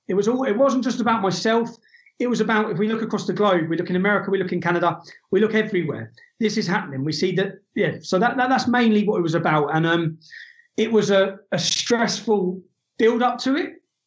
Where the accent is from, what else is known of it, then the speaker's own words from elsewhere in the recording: England, United Kingdom; I'm the son of an Irish immigrant. I'm not alienated. I'm a, I'm English.